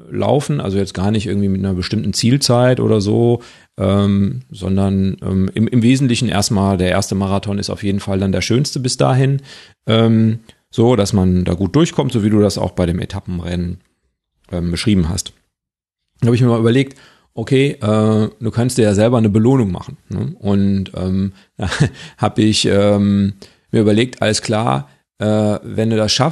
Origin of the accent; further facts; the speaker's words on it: Witten, North Rhine-Westphalia, Germany; Ich bin ja, habe ja als Kind in Witten gewohnt